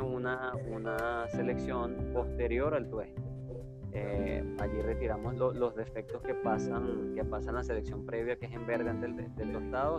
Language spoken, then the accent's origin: Spanish; Queniquea, Táchira, Venezuela; nosotros nacimos en, en, una pequeña población del estado Táchira, Que Queniquea, se llama el pueblo